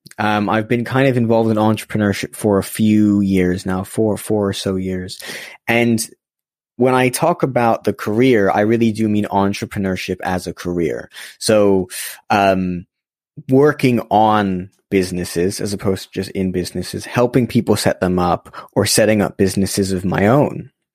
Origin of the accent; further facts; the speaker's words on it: Los Angeles, California, United States; now in London, United Kingdom; I was born in Los Angeles, so I've been here in London for about a decade, but was born in Los Angeles and grew up there for a few years.